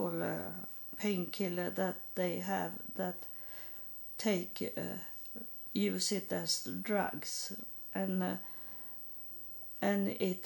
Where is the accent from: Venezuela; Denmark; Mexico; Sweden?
Sweden; English is a second language; also born or lived in United States; I was in my own country, I was still homeless and poor and needy, but I was in my country, and that means very much to could have the same languages and have the same sort of thinking, same culture